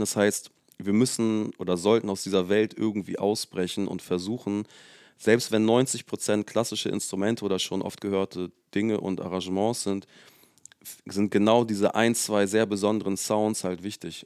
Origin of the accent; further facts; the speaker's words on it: south of Hamburg, Germany; wir sind in meiner quasi Heimat, also ich komme aus dem Süden von Hamburg. Mhm. Und das ist von hier jetzt so zu meinem Elternhaus, wäre es wahrscheinlich 20 Minuten im Auto.